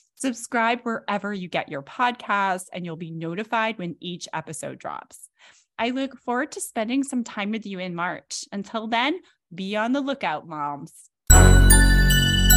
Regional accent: Massachusetts, United States; my home state of Massachusetts

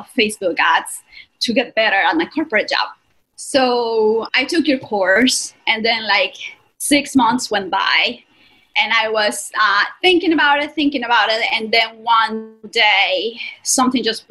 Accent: Colombia; English is a second language; moved away as an adult; now in New York, United States; If you can hear my accent, I'm from Colombia, South America, but I've been in the United States for 10 years.

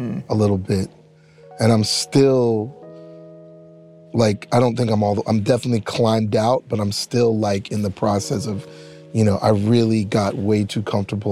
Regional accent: Ottawa, Ontario, Canada; also born or lived in New York; now in Los Angeles, United States; I grew up in Ottawa, Canada

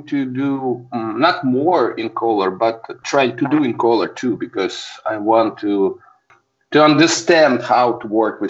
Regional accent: Saint Petersburg, Russia; I'm a photographer from St. Petersburg, Russia.

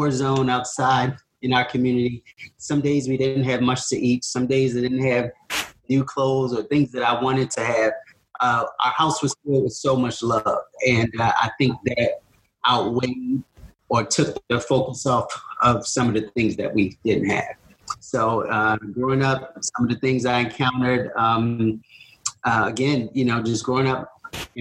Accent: Baltimore, Maryland, United States; I was born and raised in East Baltimore.

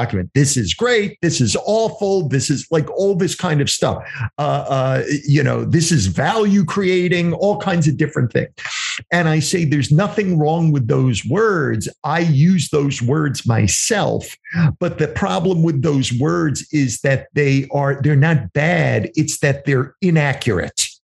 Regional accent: New York, United States; accent: New York; moved away; also born or lived in New Jersey / Pennsylvania; I have this New York way of saying things, even though I've lived in New Jersey and Pennsylvania for many years, but I come from New York

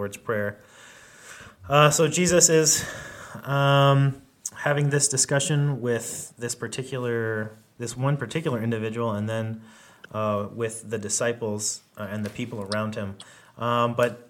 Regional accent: Gainesville, Florida, United States; Gainesville, Florida, which is where I grew up in Florida, where I lived when I was a kid

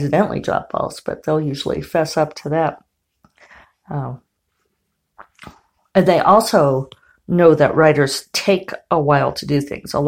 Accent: Colorado, United States; I grew up in Colorado

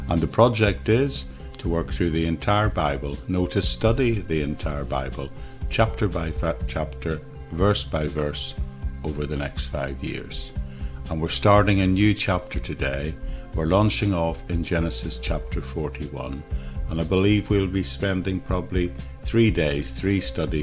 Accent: Northern Ireland, United Kingdom; as a 17-year-old teenager growing up in Northern Ireland in the 1970s

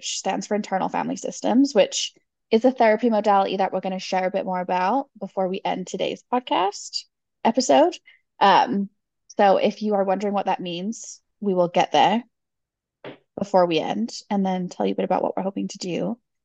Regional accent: England, United Kingdom; moved away as an adult; now in California, United States; I'm originally from the UK. I've been in the US since 2009, so it's been 14 years now.

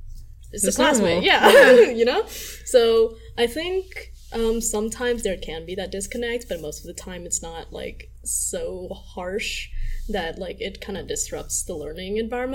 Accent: United States; I was born in America, so then I've always had like neighbors that were Hispanic or like neighbors that were like white kids.

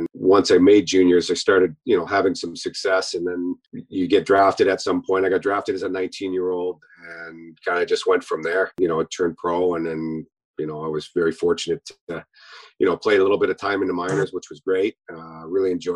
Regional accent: Kamloops, British Columbia, Canada; I born and raised in, I grew up in Kamloops, British Columbia

